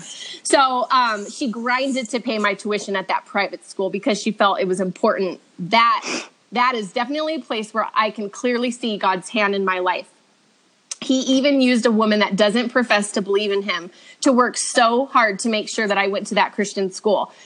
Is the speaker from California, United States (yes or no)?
yes; Redlands, California, United States; also born or lived in Orange County, California; now in Truckee, United States; I was raised in Redlands, California, in SoCal until I was 19